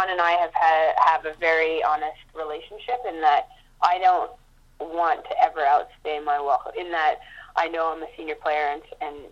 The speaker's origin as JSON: {"language": "English", "town": "Montreal", "region": "Quebec", "country": "Canada", "tie": "born or raised there", "moved": "yes", "lives_now": "Vancouver, Canada", "said": "it was my hometown"}